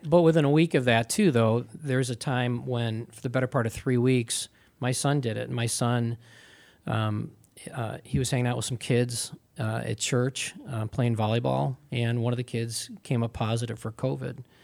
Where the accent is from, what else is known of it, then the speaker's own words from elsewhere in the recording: Pittsford, New York, United States; upstate New York and at Pittsford, Pittsford, Mendon